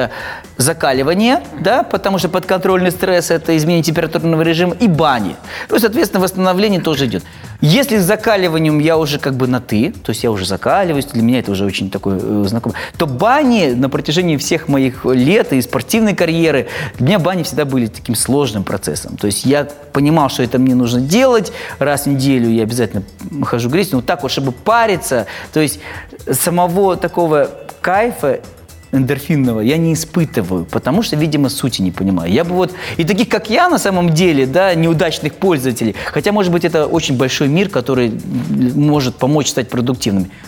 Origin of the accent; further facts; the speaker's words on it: Almaty, Kazakhstan; Я, я алматинец